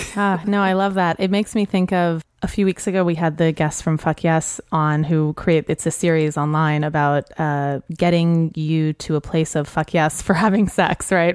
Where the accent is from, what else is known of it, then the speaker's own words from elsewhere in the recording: New Orleans, Louisiana, United States; moved away; also born or lived in New York; I grew up in New Orleans.